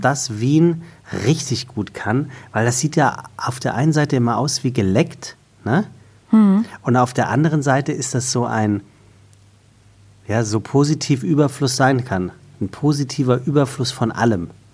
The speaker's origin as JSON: {"language": "German", "area": "Taunus", "region": "Hesse", "country": "Germany", "said": "ich komme ja aus dem Taunus"}